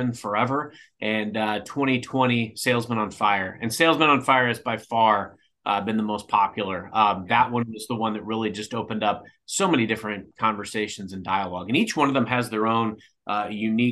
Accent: Cape Girardeau, Missouri, United States; moved away as an adult; now in St. Louis, United States; I grew up in Cape Girardeau

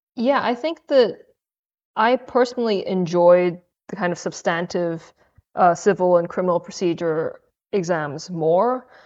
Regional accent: Hong Kong; also born or lived in Durham, United Kingdom / Cambridge, United Kingdom; now in United Kingdom; I'm originally from Hong Kong. I came to the U K and studied a degree in English literature from Durham

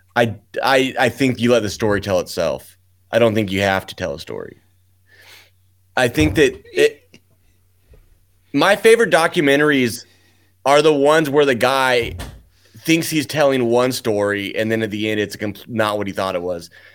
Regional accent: Lincoln, Nebraska, United States; moved away; because I was from Lincoln

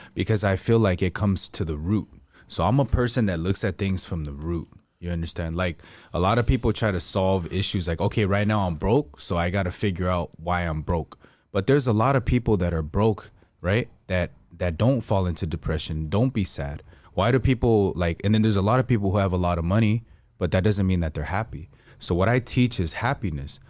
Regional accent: United States; I'm from America

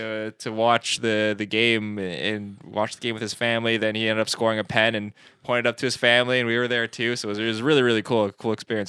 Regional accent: Canada; we're not, we're Canadian

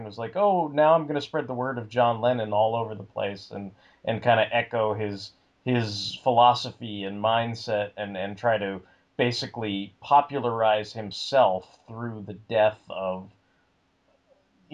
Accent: New York, United States; I was born in Brooklyn

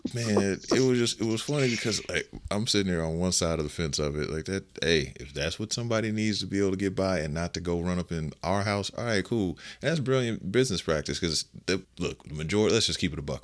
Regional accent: Las Vegas, Nevada, United States; this is my hometown

